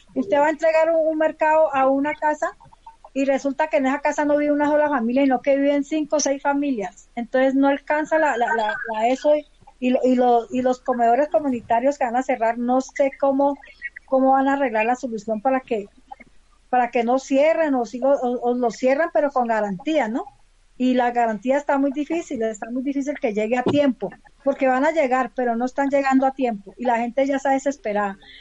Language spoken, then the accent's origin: Spanish; Palmira, Valle del Cauca, Colombia; now in Bogotá, Colombia; yo soy del Valle del Cauca, soy de Palmira